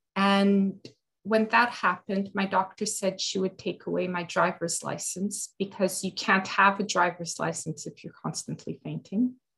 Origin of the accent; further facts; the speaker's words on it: Canada; I'm from Canada